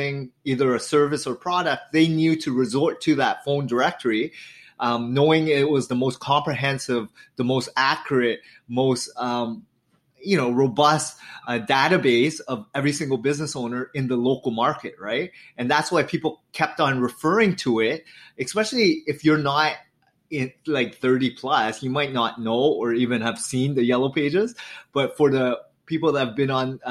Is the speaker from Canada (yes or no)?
yes; an hour outside of Toronto, Ontario, Canada; I lived an hour outside of Toronto, born and raised, fourth child of immigrant family